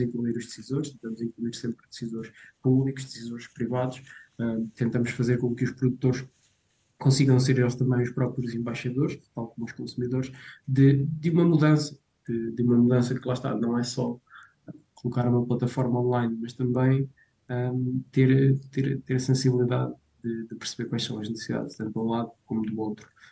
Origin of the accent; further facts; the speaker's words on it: Portugal; eu cresci em Severbogo